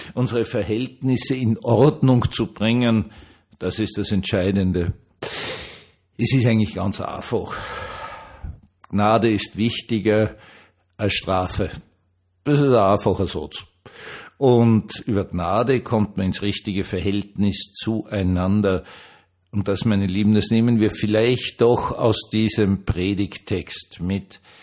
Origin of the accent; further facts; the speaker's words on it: Vienna, Austria; als Wiener